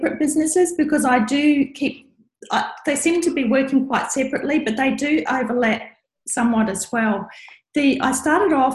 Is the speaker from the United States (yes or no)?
no; New Zealand; now in Brisbane, Australia; I'm from New Zealand.